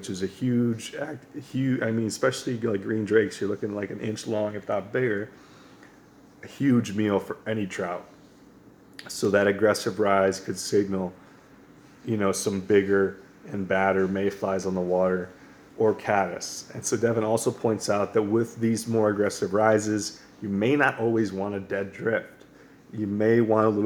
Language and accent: English; Western New York, United States; moved away; also born or lived in Pennsylvania / Colorado / Montana; growing up in Western New York